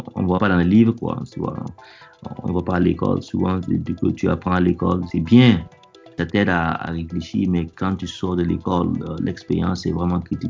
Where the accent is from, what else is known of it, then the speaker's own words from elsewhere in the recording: Burkina Faso; moved away as an adult; now in United States; je viens du Burkina Faso. Et ouais, je travaille actuellement aux États-Unis. je suis arrivé aux États-Unis en 2002